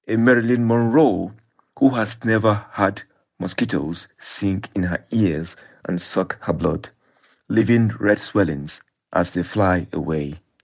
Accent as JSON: {"language": "English", "country": "Nigeria", "tie": "born or raised there", "said": "when I was growing up in Nigeria"}